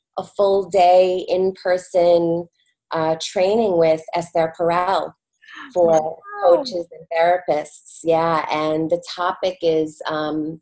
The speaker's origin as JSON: {"language": "English", "region": "New York", "country": "United States", "tie": "born or raised there", "said": "I am a New Yorker. I've born and raised living in New York with two sons"}